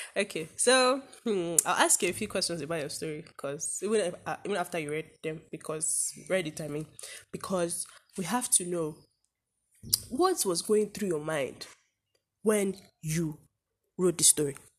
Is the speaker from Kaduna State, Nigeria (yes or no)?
yes; Zaria, Kaduna State, Nigeria; we are from Zaria in Kaduna State